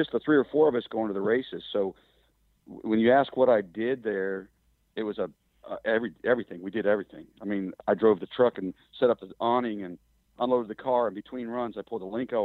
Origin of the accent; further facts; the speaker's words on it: Kansas, United States; I'm stuck back here in Kansas